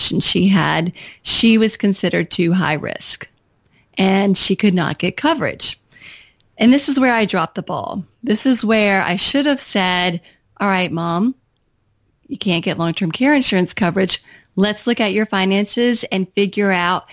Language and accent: English; Kentucky, United States; moved away as an adult; also born or lived in Washington, D.C.